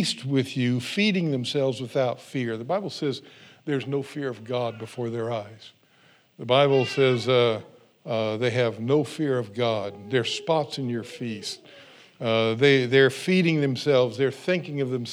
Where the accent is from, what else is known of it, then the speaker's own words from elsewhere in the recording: California, United States; I grew up in California